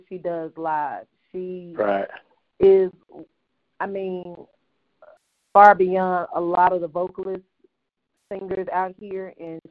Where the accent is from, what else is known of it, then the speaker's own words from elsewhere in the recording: Mississippi, United States; moved away; also born or lived in Texas; I grew up in Mississippi, lived in Texas